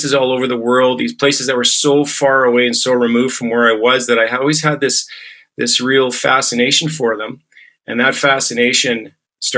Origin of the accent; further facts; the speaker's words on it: Alberta, Canada; accent: Canadian; I'm from a small rural community in Western Canada in the Canadian province of Alberta, a small town of about 2,000 people surrounded by farmland. And the community I grew up was largely a French-Canadian community